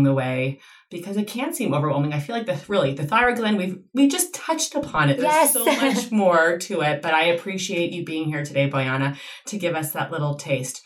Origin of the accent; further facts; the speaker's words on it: Canada; growing up in Canada